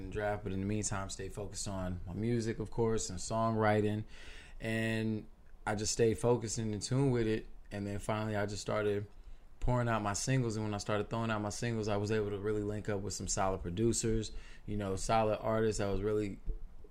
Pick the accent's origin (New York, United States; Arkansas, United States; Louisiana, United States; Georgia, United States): New York, United States; New York City; I'm from New York and whatnot. You know, I was born in Queens